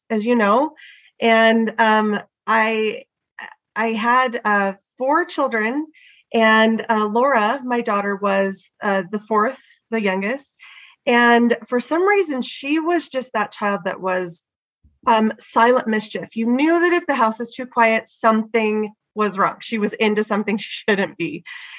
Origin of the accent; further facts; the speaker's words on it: California, United States; now in Utah, United States; I grew up in California, so I had never been skiing.